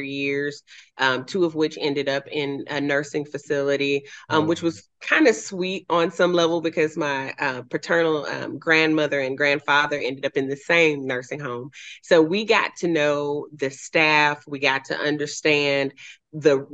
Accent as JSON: {"language": "English", "town": "Memphis", "region": "Tennessee", "country": "United States", "tie": "born or raised there", "also_born_or_lived": "Southern California", "moved": "as an adult", "lives_now": "Franklin, United States", "said": "I grew up in what's called Fraser. It's close to Millington, but it's kind of wedged between North Memphis"}